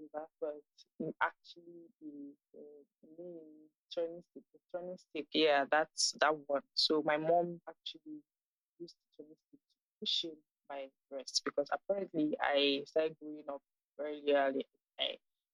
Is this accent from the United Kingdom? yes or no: no; Nigeria; also born or lived in Ghana; I'm 24 years old and I am Nigerian. I currently stay in Lagos, Nigeria